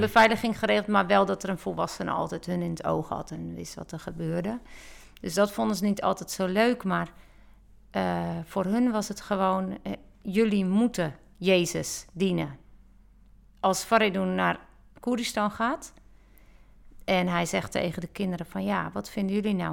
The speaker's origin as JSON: {"language": "Dutch", "country": "Netherlands", "said": "Ik ben een Nederlander"}